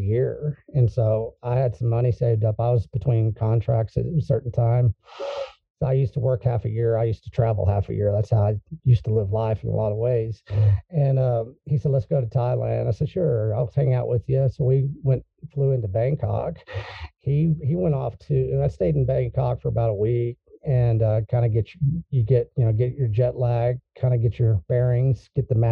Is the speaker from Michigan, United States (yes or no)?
no; Texas, United States; I'm a Texan